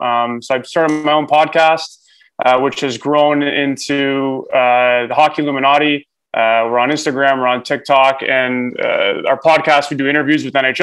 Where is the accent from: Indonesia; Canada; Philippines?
Canada; Toronto, Ontario; I'm born in Canada, born and raised in Toronto.